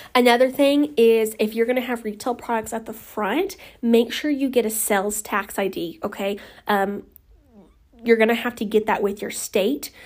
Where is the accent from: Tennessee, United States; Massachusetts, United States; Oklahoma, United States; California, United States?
Oklahoma, United States; I'm from Oklahoma